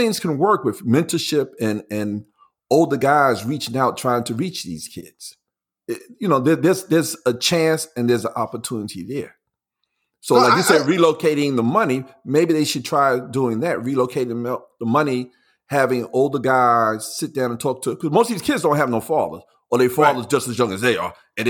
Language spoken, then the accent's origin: English; New York City, New York, United States; where we grew up in Lafayette Garden